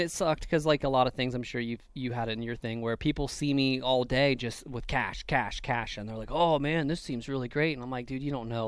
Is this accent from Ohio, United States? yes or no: yes; Ohio, United States; I'm from Ohio. It's the middle of nothing.